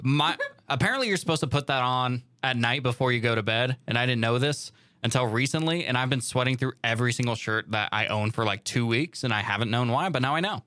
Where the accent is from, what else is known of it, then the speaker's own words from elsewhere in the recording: Pacific Northwest, Washington, United States; now in California, United States; growing up in the Pacific Northwest